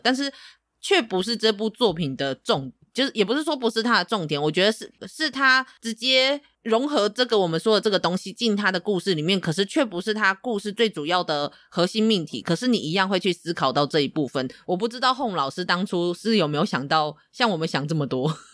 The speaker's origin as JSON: {"language": "Chinese", "region": "Tainan", "country": "Taiwan", "said": "身为台南人"}